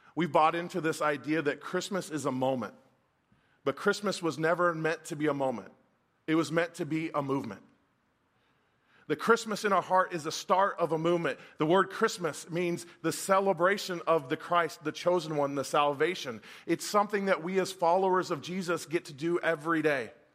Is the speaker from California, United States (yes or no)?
yes; Folsom, California, United States; I grew up in the mid-eighties, and I grew up in Northern California